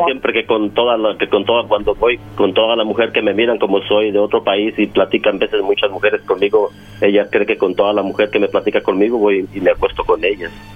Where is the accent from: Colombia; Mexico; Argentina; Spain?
Mexico; yo soy de México